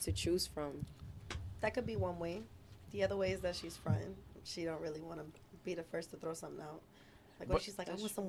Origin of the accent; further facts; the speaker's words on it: Orlando, Florida, United States; also born or lived in Miami (Opa-locka), Florida; I'm from Miami, but I lived in Orlando most of my life